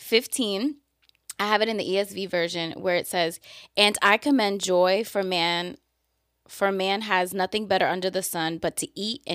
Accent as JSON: {"language": "English", "region": "New York", "country": "United States"}